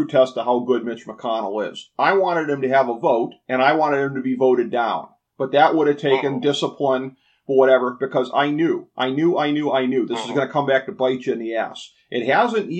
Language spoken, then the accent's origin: English; the North, United States; I'm a suburban guy from the North